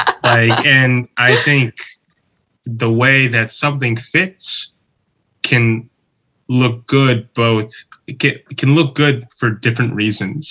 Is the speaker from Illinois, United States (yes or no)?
yes; Chicago, Illinois, United States; moved away as an adult; also born or lived in Toyama, Japan; now in Tokyo, Japan; I'm originally from Chicago